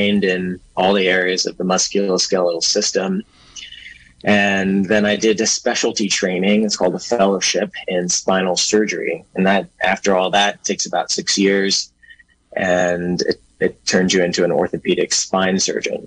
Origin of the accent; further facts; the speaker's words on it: Berkeley, California, United States; also born or lived in New York City, United States; now in Willits, United States; And I'm originally from Berkeley. That's where I grew up